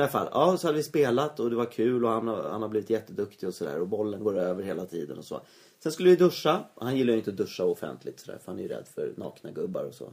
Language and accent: Swedish; Sweden